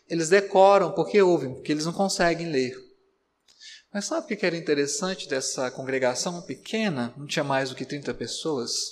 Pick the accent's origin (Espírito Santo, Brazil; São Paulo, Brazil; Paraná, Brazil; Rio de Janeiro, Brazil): Espírito Santo, Brazil; Ah, não sei quantos conhecem o Espírito Santo, meu estado natal, mas é um, um, estado de relevo muito acidentado.